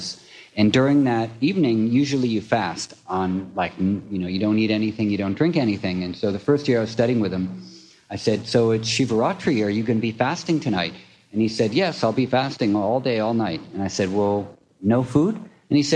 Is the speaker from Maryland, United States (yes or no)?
no; New York City, New York, United States; also born or lived in Brooklyn; I grew up in Manhattan